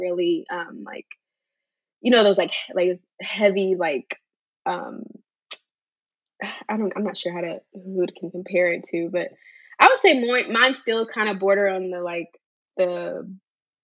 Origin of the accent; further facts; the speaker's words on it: Charlotte, North Carolina, United States; now in Concord, United States; I'm from Charlotte, North Carolina originally, but I currently reside in Concord, North Carolina.